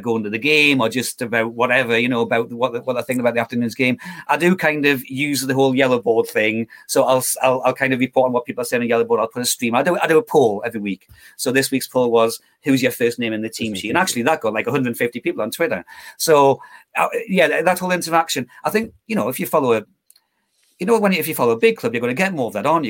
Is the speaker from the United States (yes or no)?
no; Geordie, North East England, United Kingdom; accent: Geordie; Geordie tinged with county theme commentary